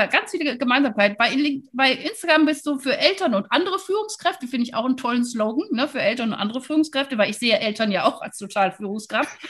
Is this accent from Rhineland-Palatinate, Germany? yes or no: no; Wuppertal, North Rhine-Westphalia, Germany; Ich bin ja Wuppertalerin, weißt du?